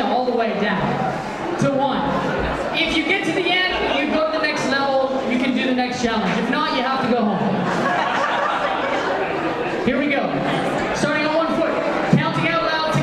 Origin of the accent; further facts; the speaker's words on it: Canada; now in Australia; as a Canadian, as a slight outsider coming in to teach